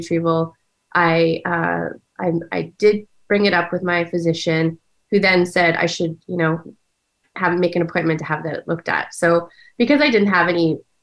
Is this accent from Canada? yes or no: yes; Ontario, Canada; moved away as an adult; also born or lived in Washington, D.C., United States; now in United States; I was born in Ontario, Canada, where I grew up. And I've now been living in the United States for about 20 years.